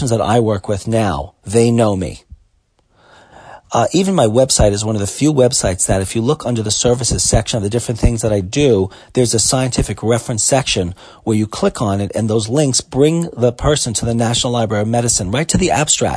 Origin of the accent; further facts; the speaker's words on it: New York City, New York, United States; I grew up in Brooklyn